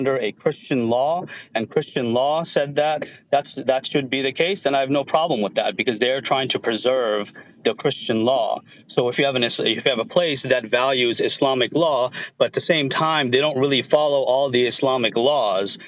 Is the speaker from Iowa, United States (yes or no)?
no; Pennsylvania, United States; I grew up in Pennsylvania. My parents are originally from Bangladesh